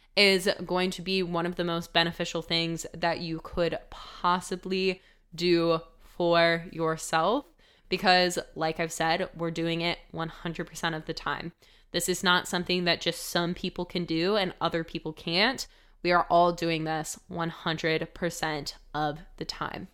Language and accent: English; United States; growing up in the United States